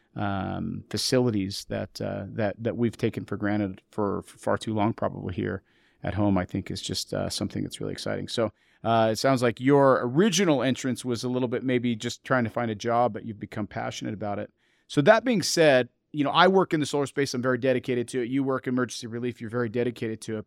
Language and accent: English; eastern Montana, United States; moved away; I grew up in a coal mining town in, uh, eastern Montana